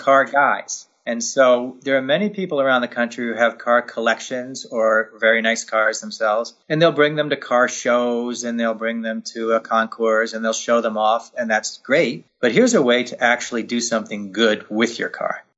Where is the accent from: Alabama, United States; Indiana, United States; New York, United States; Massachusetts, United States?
New York, United States; Poughkeepsie; my hometown in Poughkeepsie, New York